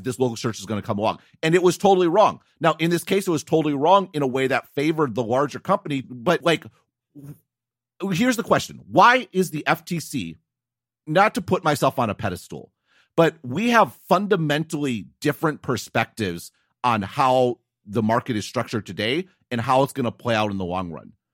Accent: United States; as an American

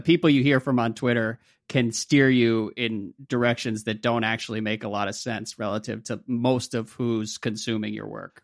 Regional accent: United States; as an American, an American sports fan

